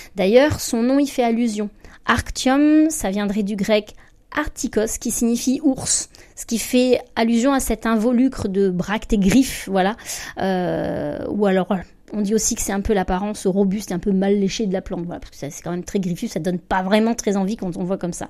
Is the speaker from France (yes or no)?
yes; Provence-Alpes-Côte d'Azur, France; alors moi je suis provençale